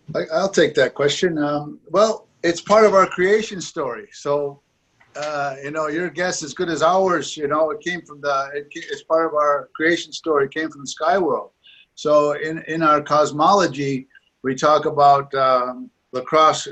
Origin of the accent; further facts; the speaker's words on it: Onondaga Nation, New York, United States; Growing up on Onondaga Nation, it's been a, a, a big part of my, my life